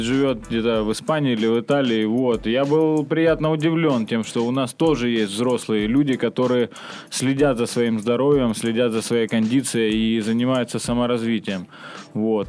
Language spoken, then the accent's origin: Russian; Ukraine; moved away as an adult; now in Saint Petersburg, Russia; я украинец, родом с Украины, живу в Питере вот уже почти 8 лет